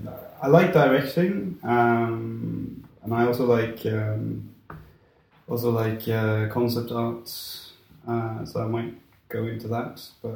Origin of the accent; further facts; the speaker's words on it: Norway; born there; I was born right here in Norway.